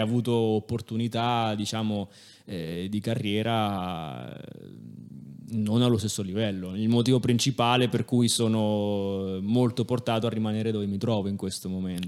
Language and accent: Italian; Italy; accent: strongly Italian (in French); io in francese ho un accento fortemente italiano